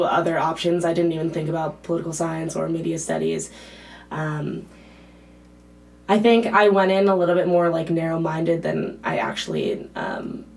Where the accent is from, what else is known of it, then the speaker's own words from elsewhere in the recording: East Coast, United States; moved away as an adult; now in Berkeley, United States; I'm from the East Coast